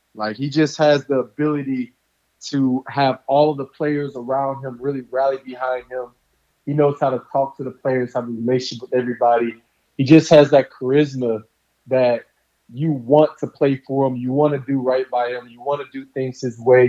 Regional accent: just outside of Baton Rouge, Louisiana, United States; moved away as an adult; now in Houston, United States; I grew up in Louisiana, just outside of Baton Rouge

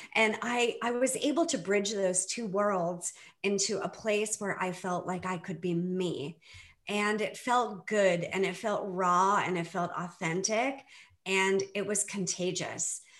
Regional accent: Boston, Massachusetts, United States; I grew up in the Boston area

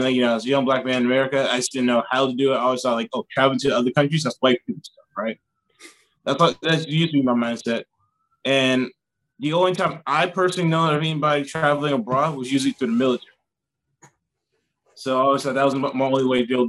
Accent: South Carolina, United States; moved away as an adult; now in South Korea; I'm from South Carolina, but I live in South Korea.

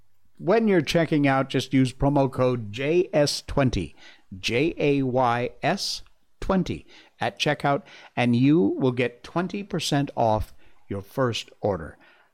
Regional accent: Connecticut, United States; accent: neutral American; I'm from Connecticut, so I have what I consider to be kind of a neutral American accent.

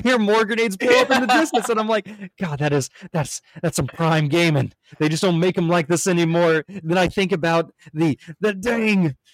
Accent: United States; As an American, I am very politically charged

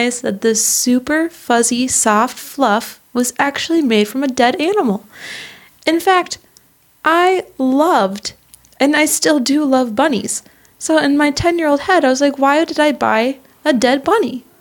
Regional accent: Minnesota, United States; I am from Minnesota

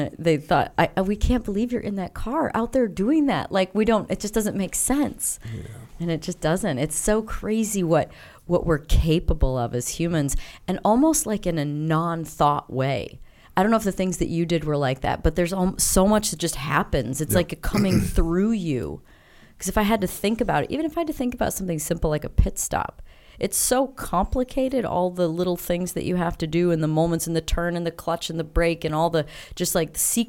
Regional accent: South Beloit, Illinois, United States; I grew up in Illinois. So I was born in Beloit, Wisconsin. But we lived in South Beloit, Illinois.

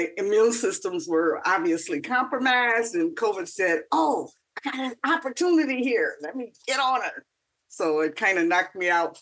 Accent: Toledo, Ohio, United States; I actually grew up where I now, find myself, returning to post, retirement from the labor movement, and that is Toledo, Ohio

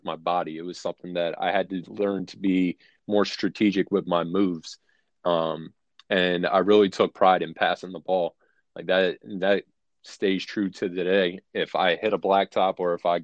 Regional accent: Philadelphia, Pennsylvania, United States; moved away; also born or lived in Virginia; I grew up in North Philadelphia in a neighborhood called Port Richmond

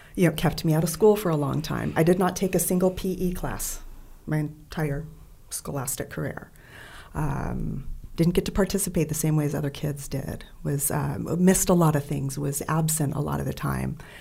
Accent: Bay Area, California, United States; also born or lived in San Diego; I grew up in the Bay Area, California.

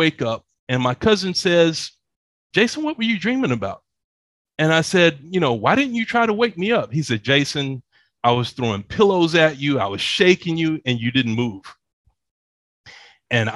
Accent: Atlanta, Georgia, United States; moved away as an adult; also born or lived in Dallas, Texas; now in Bogota, Colombia; I grew up in Atlanta

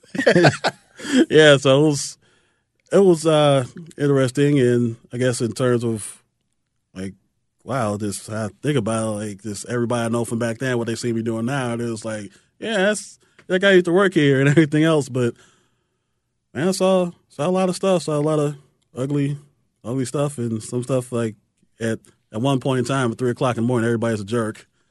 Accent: Chicago, Illinois, United States; I grew up, it was, it's right there at the hop, skip, and jump in the lake

